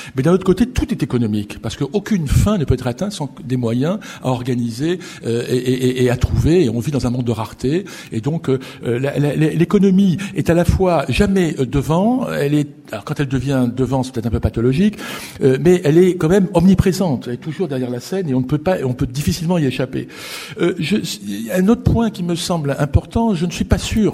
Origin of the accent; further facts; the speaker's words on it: France; chez nous en France